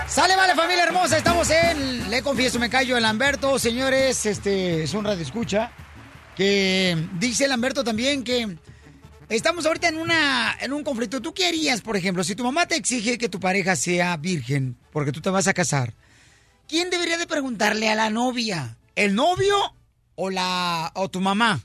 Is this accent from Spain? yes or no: no; Guasave, Sinaloa, Mexico; yo como mujer que soy de de Guasave, de Tierra Caliente